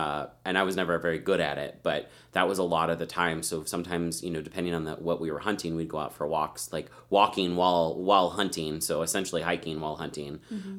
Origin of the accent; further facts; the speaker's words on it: Colorado, United States; growing up in Colorado, the outdoors was always like a part of my life.